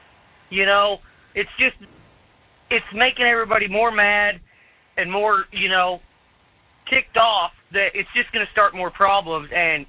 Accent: Colorado, United States; moved away as an adult; now in Oklahoma, United States; I'm born and raised in Colorado, and I finally moved out to the great state of Oklahoma.

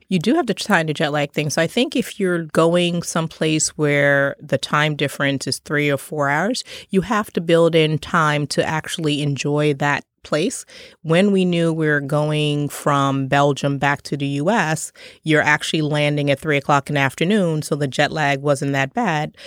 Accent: Trinidad & Tobago; I was born in Trinidad

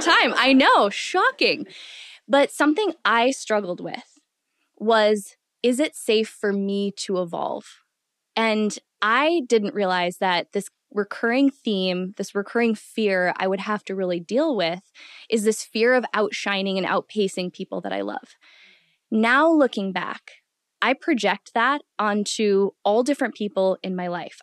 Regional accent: Midwest, United States; growing up in the Midwest

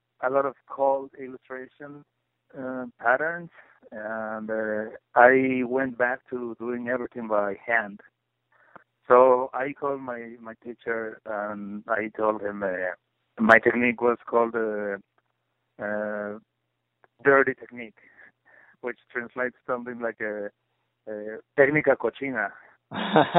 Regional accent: Puebla, Mexico; moved away as an adult; also born or lived in Mexico City; now in Chicago, United States; growing up in Puebla, which is a small city out of Mexico City

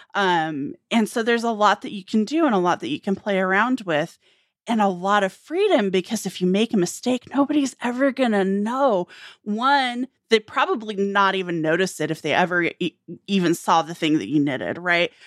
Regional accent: United States; rural America, which I can speak to, you know, my hometown was fewer than a thousand people.

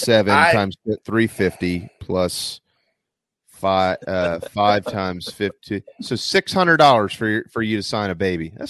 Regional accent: Wando, South Carolina, United States; the last graduating class of Moultrie High School, and then that became Wando, and then I was the last graduating class of the old Wando.

